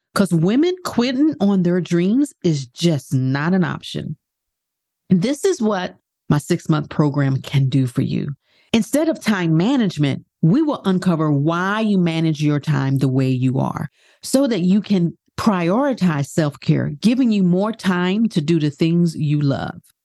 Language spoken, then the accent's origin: English; New York City, New York, United States; moved away; I was born in Brooklyn, Brooklyn Jewish Hospital